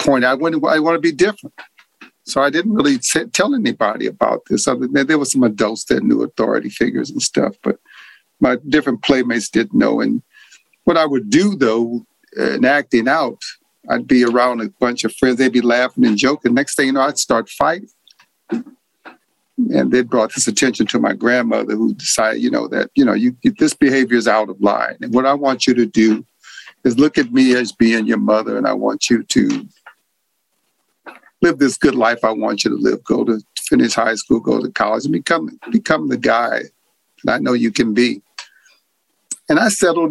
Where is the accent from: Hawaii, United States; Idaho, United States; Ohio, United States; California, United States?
California, United States; also born or lived in New Orleans, Louisiana; I was born in New Orleans, but we came to California when I was 7